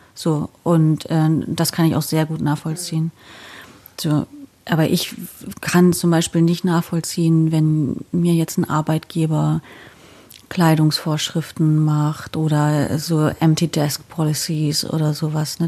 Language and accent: German; Wismar, Mecklenburg-Vorpommern, Germany; moved away as an adult; now in Bielefeld, Germany; Ich komme von der Ostsee. Mhm. Ich bin äh, geboren in der Stadt, die heißt Wismar